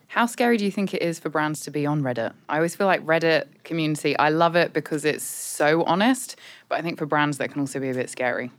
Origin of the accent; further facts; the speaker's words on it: United Kingdom; accent: British; moved away; as you can tell from my accent, I'm British